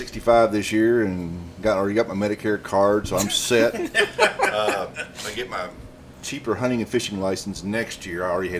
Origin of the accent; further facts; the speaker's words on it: Danville, Kentucky, United States; I was born and raised in Danville, born in 1958, went to Danville High School.